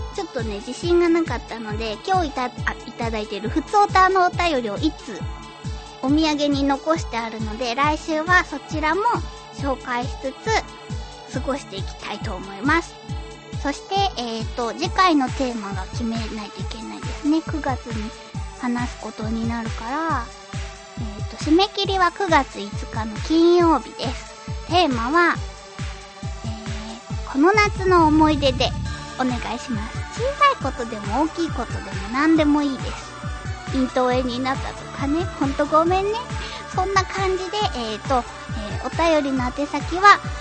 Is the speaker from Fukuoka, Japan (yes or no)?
yes; Fukuoka, Japan; moved away; 私は出身が福岡なんですけど